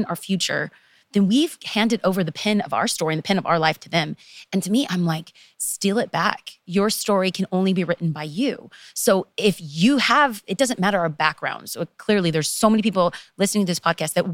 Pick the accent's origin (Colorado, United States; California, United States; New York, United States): California, United States; Los Angeles; I am from Los Angeles, and to be specific, East Los Angeles, aka the ghetto.